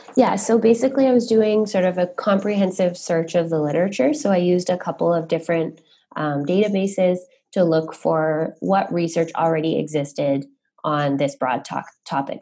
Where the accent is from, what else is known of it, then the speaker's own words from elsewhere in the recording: Ottawa, Ontario, Canada; I'm originally from Ottawa